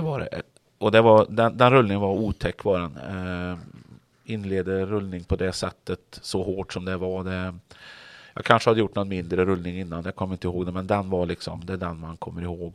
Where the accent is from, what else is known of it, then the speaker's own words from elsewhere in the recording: Grums, Värmland, Sweden; now in Kungälv, Sweden; drev bilverkstad hemma i Grums och körde rally eh, när jag växte upp